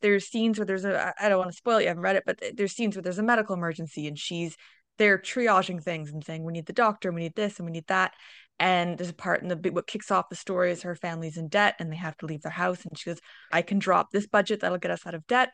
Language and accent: English; Toronto, Ontario, Canada; I'm from Toronto, Ontario